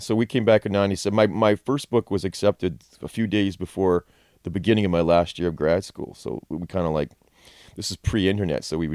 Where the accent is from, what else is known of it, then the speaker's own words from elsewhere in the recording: Chatham, Ontario, Canada; moved away as an adult; also born or lived in Texas; now in Toronto, Canada; I grew up in Chatham, went to high school there and then went to U of T